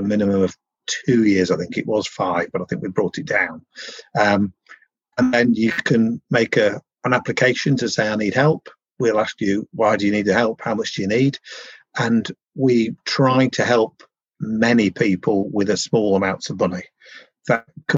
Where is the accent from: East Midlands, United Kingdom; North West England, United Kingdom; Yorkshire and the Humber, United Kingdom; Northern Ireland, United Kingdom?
Yorkshire and the Humber, United Kingdom; I'm from Yorkshire